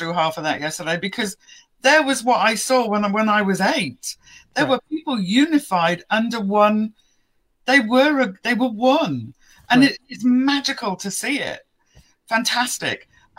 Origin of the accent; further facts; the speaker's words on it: England, United Kingdom; I'm very patriotic when it comes to being English as well